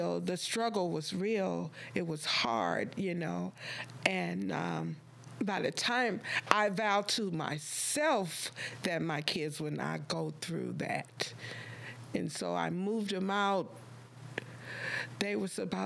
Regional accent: Compton, California, United States; also born or lived in Lynwood, California; I grew up in Compton

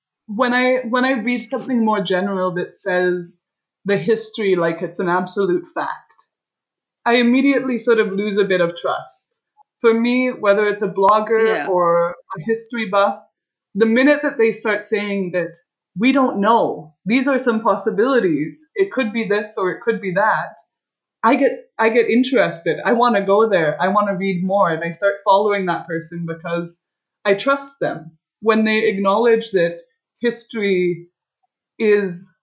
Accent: Canada; moved away as an adult; now in Florence, Italy; I'm a Canadian

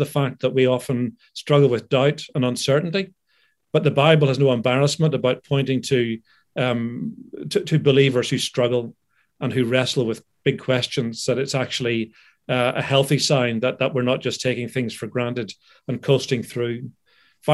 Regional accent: United Kingdom; also born or lived in Philadelphia, United States; I'm a British citizen

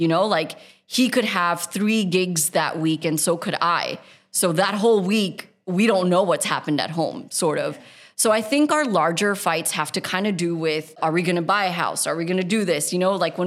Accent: United States; now in United Arab Emirates; We grew up in a very desi household in America.

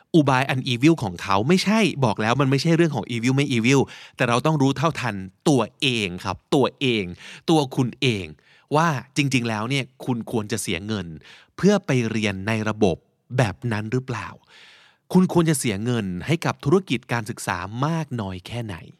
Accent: Thailand; เราที่เป็น คนไทยเต็มๆ

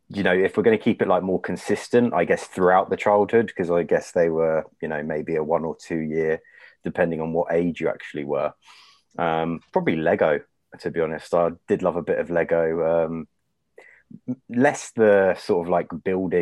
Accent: London, United Kingdom; I've been born and raised in London and lived here my whole life.

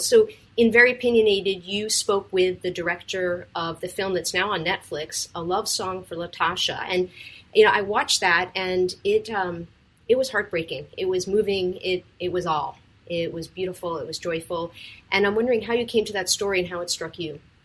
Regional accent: Westerly, Rhode Island, United States; my hometown of Westerly

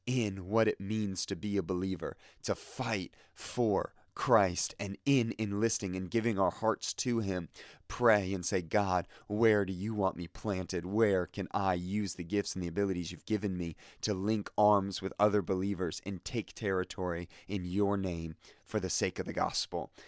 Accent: Fort Lauderdale, Florida, United States; I grew up in Fort Lauderdale

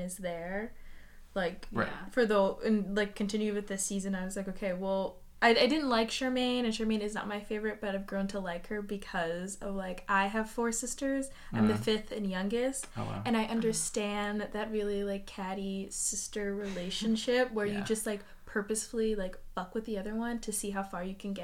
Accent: New York City, New York, United States; I'm from New York

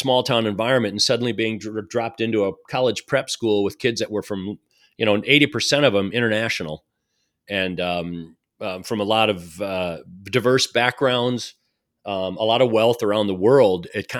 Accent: Madison, Wisconsin, United States; So I feel like I've got some roots back growing up outside of Madison, Wisconsin, and as a result, kind of see that as my home.

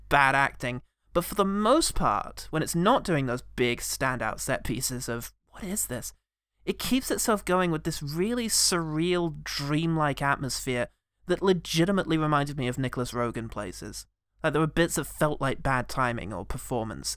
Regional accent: England, United Kingdom; I'm English

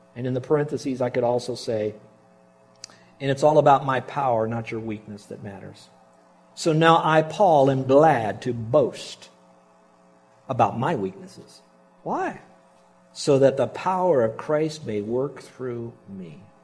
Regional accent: Miami, Florida, United States; We grew up in Miami and you don't have tornadoes

